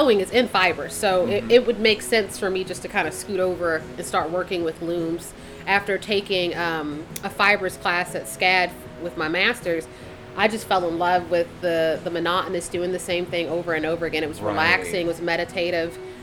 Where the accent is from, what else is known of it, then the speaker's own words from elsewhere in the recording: Philadelphia, Pennsylvania, United States; moved away; I'm originally from Philadelphia and I'm one of four from my mother